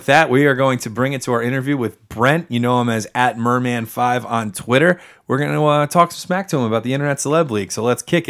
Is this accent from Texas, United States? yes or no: no; New Jersey, United States; we're from New Jersey.